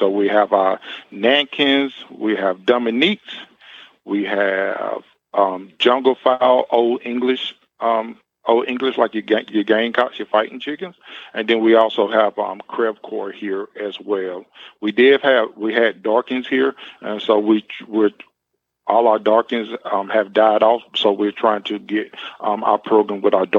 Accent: Spartanburg, South Carolina, United States; moved away as an adult; now in Williamsburg, United States; Yes. So I'm born and raised in South Carolina, Spartanburg, South Carolina. And I was raised up on a farm.

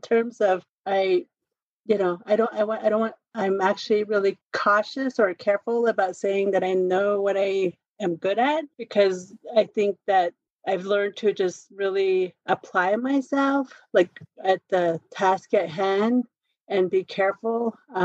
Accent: Pinon, Arizona, United States; now in Albuquerque, United States; I'm Navajo. I was raised on the Navajo reservation.

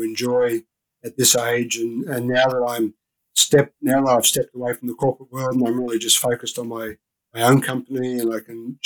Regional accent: Australia; moved away as an adult; So I'm Australian. I don't know if you can pick up my accent, but I'm Australian.

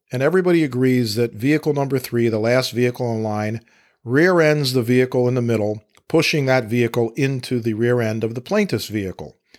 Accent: Fairfax County, Virginia, United States; Fairfax County, Virginia, my hometown where I practice law

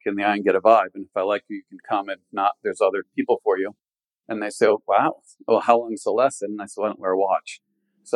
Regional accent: Connecticut, United States; moved away as an adult; I was raised in Connecticut from a large family

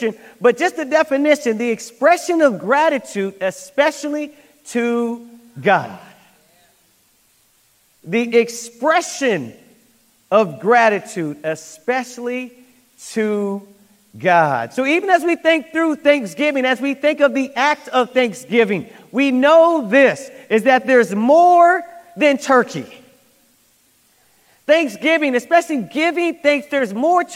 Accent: United States; I'm American

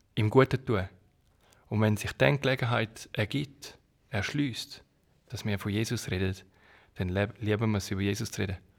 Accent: Switzerland; moved away; also born or lived in Kenya; als Schweizer

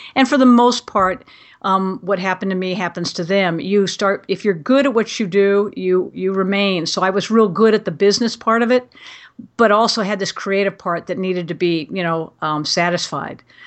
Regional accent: Glendale, California, United States; I was born and raised in Glendale, actually the same house that my great-grandfather had built.

